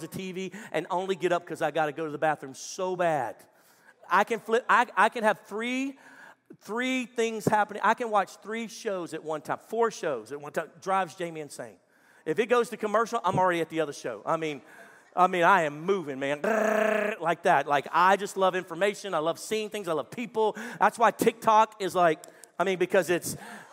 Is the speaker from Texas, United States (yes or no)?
yes; Texas, United States; I'm a Texan